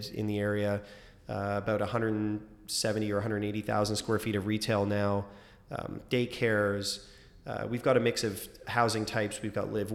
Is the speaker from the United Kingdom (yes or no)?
no; Toronto, Ontario, Canada; I grew up in Scarborough, I know it well